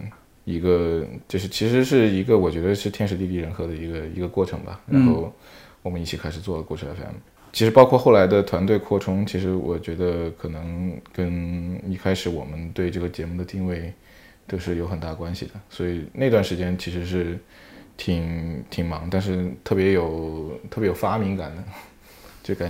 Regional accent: Sichuan, China; moved away; also born or lived in Australia; 我是我是四川人

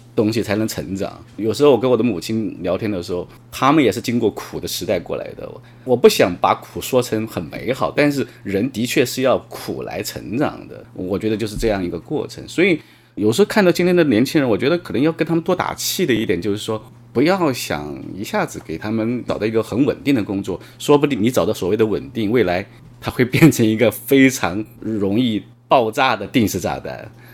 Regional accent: Hubei, China; moved away as an adult; now in Shanghai, China; 我们在那个湖北省电信管理局签工作

